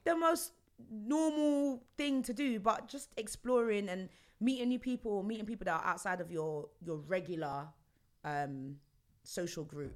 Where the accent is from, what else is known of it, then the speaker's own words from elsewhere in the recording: London, United Kingdom; I'm from Stonebridge, Northwest London.